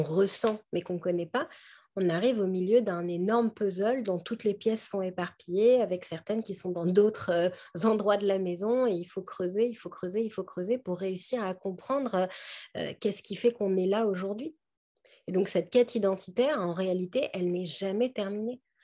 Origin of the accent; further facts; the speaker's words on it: Paris, Île-de-France, France; je suis une petite Parisienne